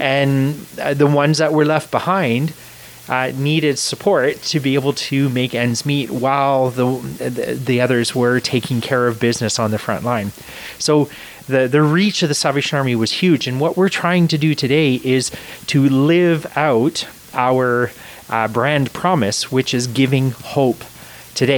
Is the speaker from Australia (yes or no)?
no; Canada; I was born in Canada. My family immigrated to Canada from Scotland